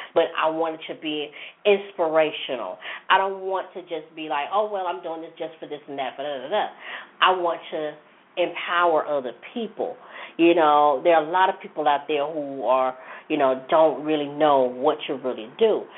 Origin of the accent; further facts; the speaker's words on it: Jackson, United States; in my hometown, one of my hometowns in Jackson